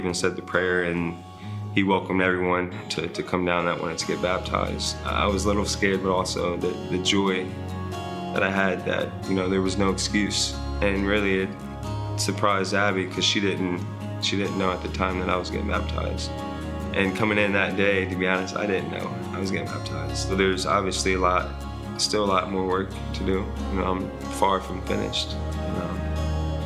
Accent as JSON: {"language": "English", "town": "Columbus", "region": "Ohio", "country": "United States", "moved": "as an adult", "said": "I'm from Columbus, Ohio. I moved here in 2020 of August"}